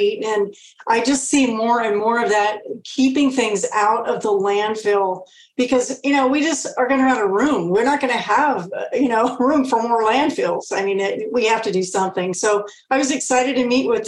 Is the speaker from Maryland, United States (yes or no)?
no; Kansas, United States; moved away; I'm originally from Kansas